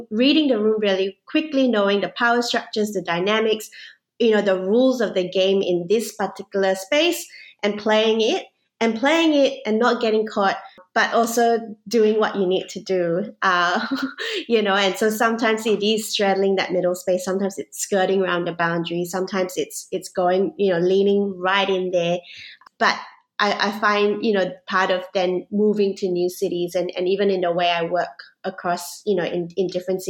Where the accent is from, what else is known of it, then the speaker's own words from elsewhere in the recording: Singapore; now in Melbourne, Australia; I grew up even in Singapore as a mixed race kid.